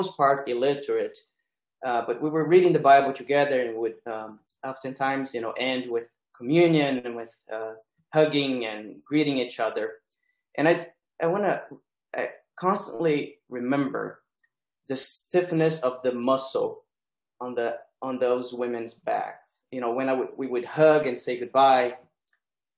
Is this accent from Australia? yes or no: no; Brazil; moved away; early 90s in Brazil, a time when the insights and the struggles of liberation theology were already kind of consolidated, at least in my education. So I grew up singing the songs of liberation theology